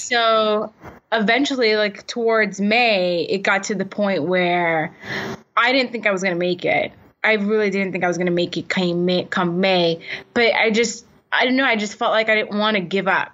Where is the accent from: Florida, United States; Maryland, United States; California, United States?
Florida, United States; Miami; moved away as an adult; also born or lived in Atlanta / New York / Washington, District of Columbia, United States / Los Angeles; I grew up in Miami, Florida